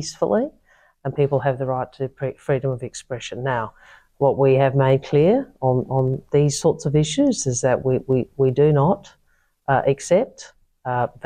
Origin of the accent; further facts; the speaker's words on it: South Australia, Australia; as a South Australian